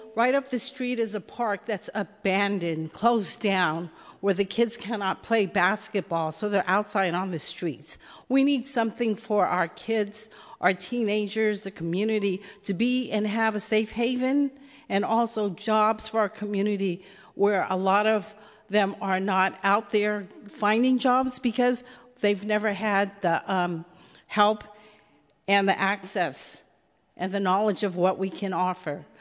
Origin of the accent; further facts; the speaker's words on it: San Francisco, California, United States; I'm native San Franciscan, born and raised in the Bayview Hunters Point